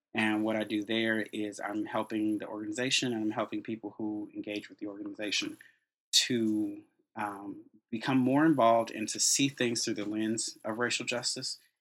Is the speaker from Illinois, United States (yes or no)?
yes; Chicago, Illinois, United States; I am from Chicago, born and raised. Grew up on the South Side.